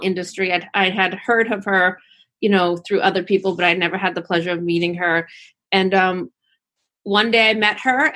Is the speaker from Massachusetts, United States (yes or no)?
yes; Cohasset, Massachusetts, United States; moved away as an adult; also born or lived in Washington, District of Columbia, United States; I'm originally from Cohasset, originally from the South Shore